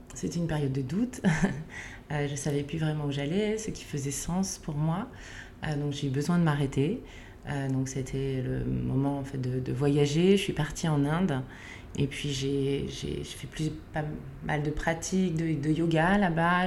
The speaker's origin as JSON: {"language": "French", "region": "Lower Normandy", "country": "France", "tie": "born or raised there", "also_born_or_lived": "Provence", "moved": "as an adult", "lives_now": "Paris, France", "said": "je viens de, Normandie, j'ai grandi dans un petit village euh, en basse Normandie"}